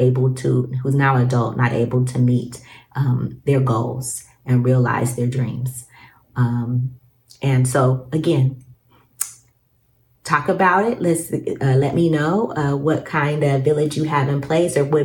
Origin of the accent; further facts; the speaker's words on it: Alaska, United States; I grew up in Alaska